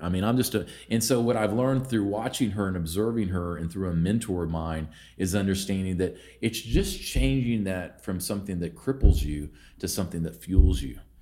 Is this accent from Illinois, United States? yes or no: no; Vinita, Oklahoma, United States; also born or lived in Houston, Texas / Norman, Oklahoma; I grew up in Veneta, which is a small town in northeast, or northeastern Oklahoma